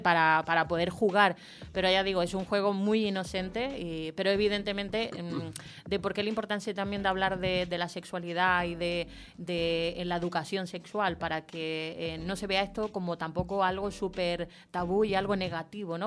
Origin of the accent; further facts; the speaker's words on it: Chile; yo nací en Chile